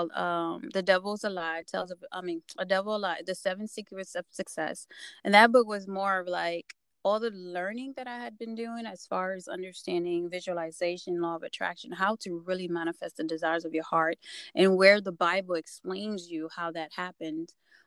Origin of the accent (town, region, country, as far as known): New York, United States; born or raised there; moved away as an adult; also born or lived in Haiti / Virginia; now in Georgia, United States